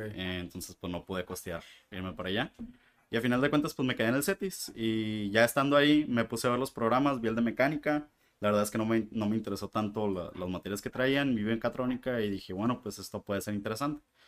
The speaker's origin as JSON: {"language": "Spanish", "town": "Mexicali", "region": "Baja California", "country": "Mexico", "tie": "born or raised there", "moved": "as an adult", "lives_now": "Tijuana, Mexico", "said": "soy de Mexicali"}